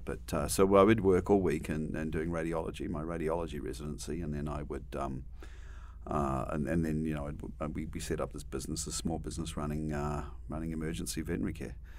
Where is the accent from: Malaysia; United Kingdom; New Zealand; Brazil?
New Zealand; moved away as an adult; also born or lived in Australia; now in United States; I grew up in New Zealand